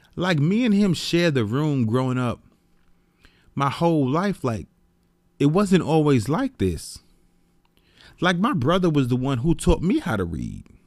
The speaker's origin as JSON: {"language": "English", "town": "New York City", "region": "New York", "country": "United States", "tie": "born or raised there", "moved": "as an adult", "lives_now": "Atlanta, United States", "said": "I grew up in the Bronx, New York, and I moved when I was, I believe I was twenty-one, I moved from the Bronx, New York to Atlanta"}